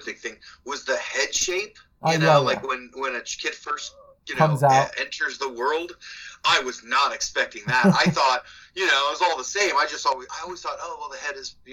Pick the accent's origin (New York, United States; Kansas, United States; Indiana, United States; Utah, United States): Indiana, United States; Bloomington; When I moved from Bloomington or from Indianapolis to Bloomington